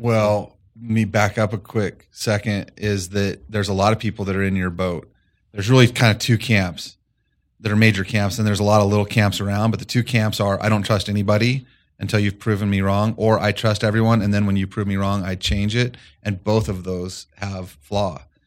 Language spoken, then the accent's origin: English; Colorado, United States; moved away as an adult; also born or lived in Fort Collins, Colorado; I grew up about three hours east of here in a small farm community